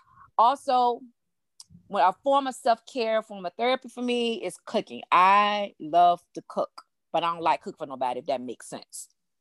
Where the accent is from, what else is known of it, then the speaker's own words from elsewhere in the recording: Virginia, United States; now in Philadelphia, United States; I'm from Virginia. I am currently a resident of Philadelphia.